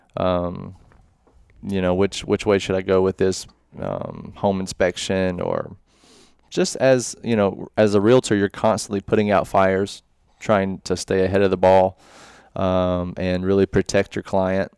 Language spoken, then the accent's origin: English; Murfreesboro, Tennessee, United States; I'm from Murfreesboro